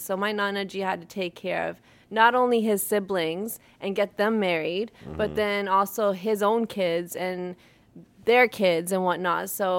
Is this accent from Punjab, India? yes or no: yes; Nawanshahr, Punjab, India; Nawashad is actually the place I'm from. But back then it was Jalandhar, so it gets kind of confusing sometimes. And so my family started out there. Both sides actually did.